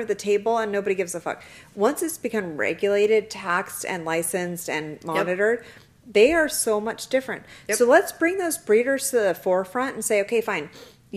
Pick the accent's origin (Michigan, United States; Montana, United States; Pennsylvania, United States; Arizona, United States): Arizona, United States; Kingman; I am from Kingman